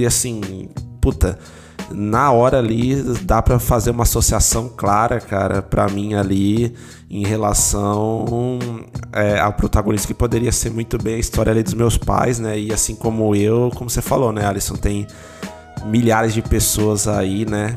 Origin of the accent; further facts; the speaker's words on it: São Paulo, Brazil; also born or lived in Aracaju; eu vivi grande parte da minha infância em São Paulo, até a adolescência ali no Campo Limpo, né? Eu nasci ali, na região do Campo Limpo.